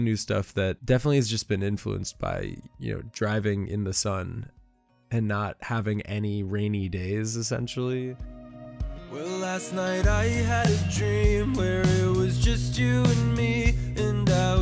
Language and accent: English; New York, United States; also born or lived in Nashville, Tennessee; now in Los Angeles, United States; growing up in New York, I was always surrounded by that big city feel.